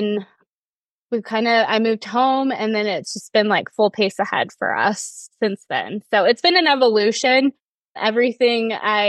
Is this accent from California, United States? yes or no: yes; Murphys, California, United States; I was born and raised in Murphy's